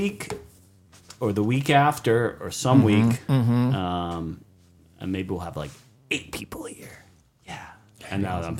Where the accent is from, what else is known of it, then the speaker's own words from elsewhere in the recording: Massachusetts, United States; moved away; I was like, I'll be in my hometown.